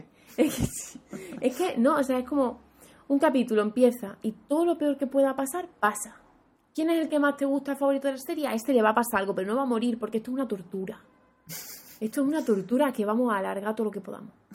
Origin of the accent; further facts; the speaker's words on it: Andalusia, Spain; para mí que soy andaluza